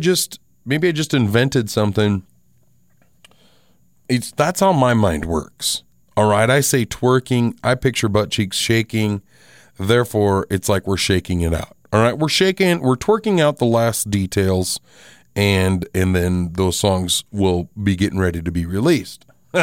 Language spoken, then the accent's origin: English; Box Elder, United States; another song is about a house that I grew up in Box Elder.